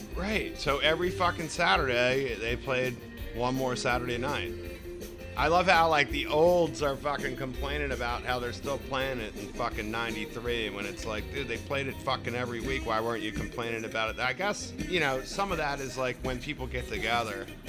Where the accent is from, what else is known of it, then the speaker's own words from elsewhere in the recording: Baltimore, Maryland, United States; I've always lived in Baltimore or the surrounding area. It's not like I lived in different spots in my life. I've always been here. So I travel out of here. I love my hometown. I love Baltimore